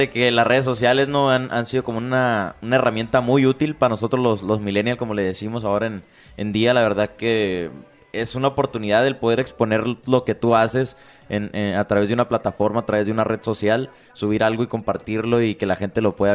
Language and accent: Spanish; Guasave, Sinaloa, Mexico; De Guasave, Sinaloa.